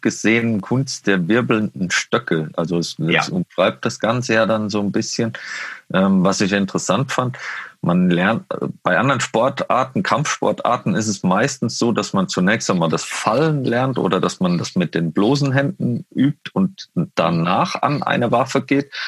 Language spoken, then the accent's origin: German; Westerwald, Rhineland-Palatinate, Germany; now in Munich, Germany; ich komme aus dem Westerwald